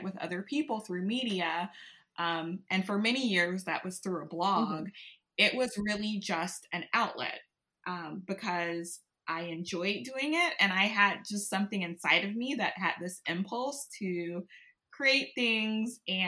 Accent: Baton Rouge, Louisiana, United States; I grew up in Baton Rouge, Louisiana, born and raised.

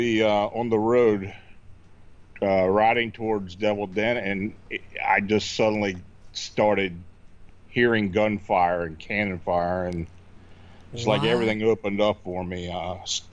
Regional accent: Hanover, Pennsylvania, United States; moved away as an adult; also born or lived in near Baltimore; I was born and raised in Hanover, Pennsylvania

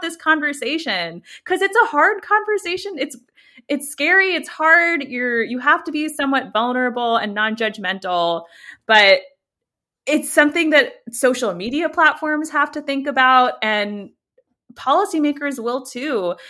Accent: United States; accent: American; I'm obviously American for my accent, and, uh, born and raised here

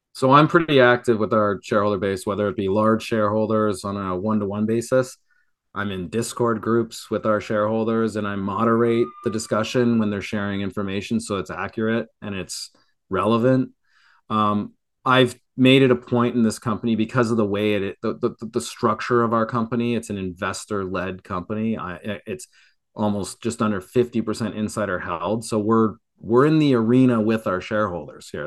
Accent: Canada; now in Florida, United States; I'm a Canadian

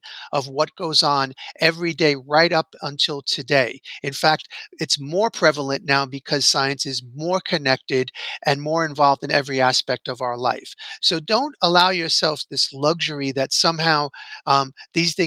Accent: New York City, New York, United States; I grew up blue collar in New York City

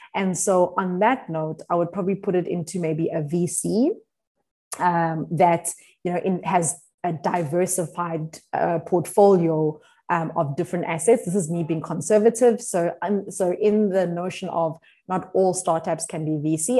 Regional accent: South Africa; as South African

